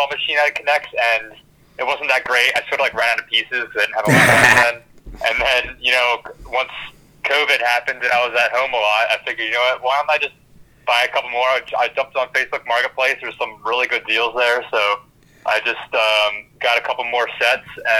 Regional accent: Philadelphia, Pennsylvania, United States; I'm from the Philly area in PA.

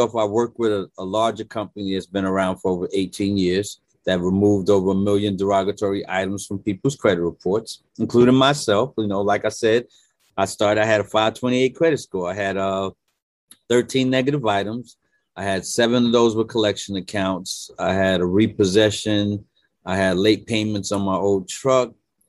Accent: Brooklyn, New York, United States; now in Delaware, United States; I'm born and raised in Brooklyn, New York. Actually live in Delaware now.

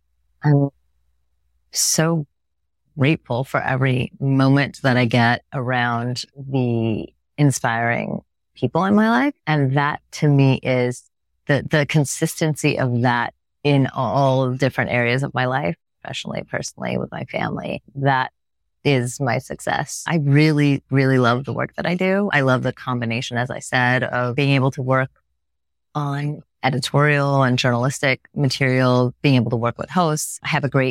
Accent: Bay Area, California, United States; moved away as an adult; now in New York, United States; growing up in the Bay Area

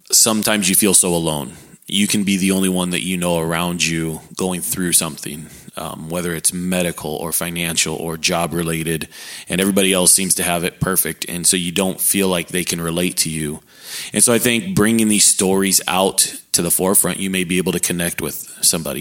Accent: San Diego, California, United States; moved away as an adult; also born or lived in Alaska / Hawaii; now in Texas, United States; born just outside of San Diego, California. Uh, born and raised there.

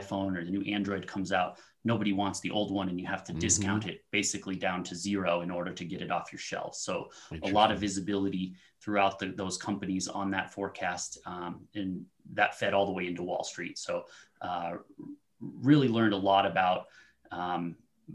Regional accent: Aurora, Colorado, United States; also born or lived in Honolulu; I was actually born in Aurora. So I'm from the Denver metro area and lived here all my life, except for a brief stint in Honolulu.

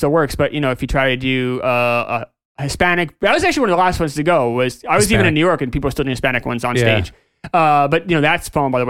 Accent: Jamaica; You know, I'm from Jamaica. This is kind of the, you know, we don't have, you know, we're a small country. We don't have it. We're not America.

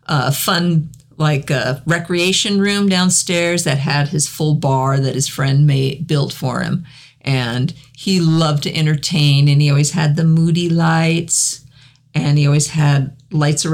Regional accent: the South, United States; accent: southern; my southern accent

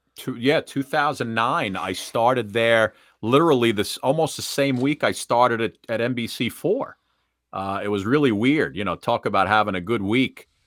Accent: suburbs of New York, United States; always in the suburbs of New York, and, uh, the beautiful thing is I never, uh, I never had to leave town to start my broadcasting career.

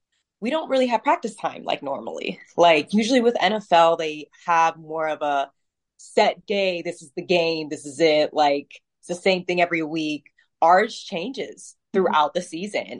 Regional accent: Pennsylvania, United States; now in Ohio, United States; I'm originally from Pennsylvania and I moved to Ohio later on in my life

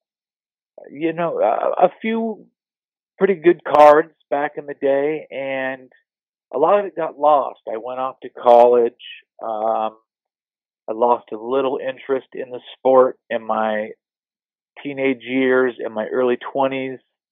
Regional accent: Bay Area, California, United States; moved away as an adult; I grew up in the Bay Area.

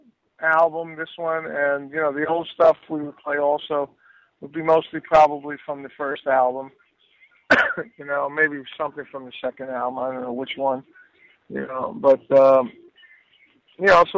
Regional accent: New York City, New York, United States; growing up in Brooklyn with gangs and fighting

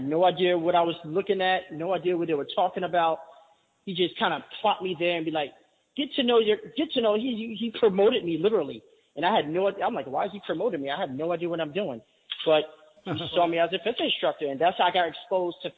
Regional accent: New York City, New York, United States; I actually grew up since January of 1980 in what they call Grant Housing, right on 125th Street

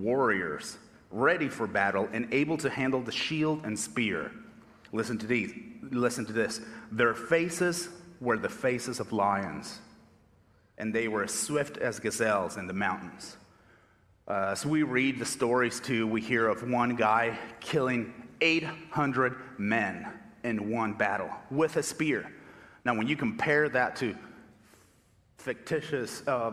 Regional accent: Argentina; English is a second language; moved away as an adult; now in United States; I was born and raised in Argentina

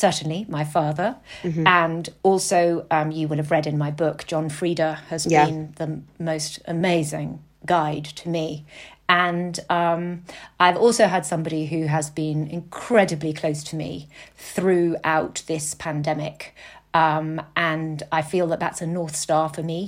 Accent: Lake Como, Lombardy, Italy; moved away; also born or lived in Alps, France; I grew up on Lake Como in Italy

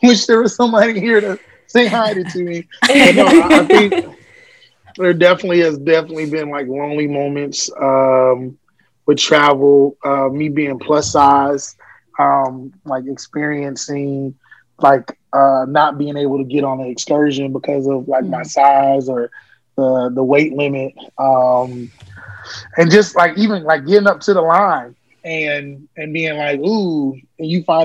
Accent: Orlando, Florida, United States; moved away as an adult; I'm from Orlando, Florida

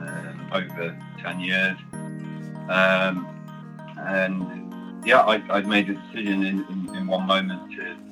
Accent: Nottingham, East Midlands, United Kingdom; now in North Yorkshire, United Kingdom; From Nottingham, England, originally. I live in North Yorkshire now

